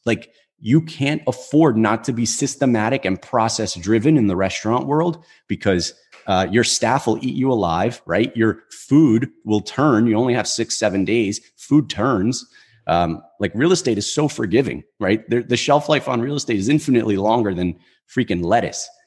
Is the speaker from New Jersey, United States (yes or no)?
yes; Newark, New Jersey, United States; I grew up in in Newark, right? So it's it's a pretty densely populated city here in New Jersey